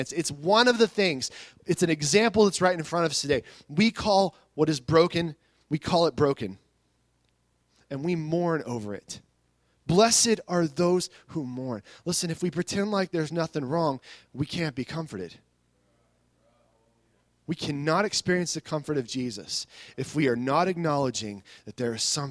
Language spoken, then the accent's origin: English; United States; I love my country too, and I'm glad to be an American